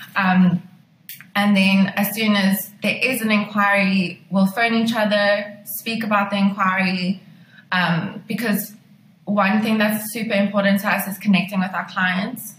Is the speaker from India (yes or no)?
no; Pretoria, Gauteng, South Africa; moved away as an adult; now in Cape Town, South Africa; I decided that I was going to move to Cape Town because I'm originally from Pretoria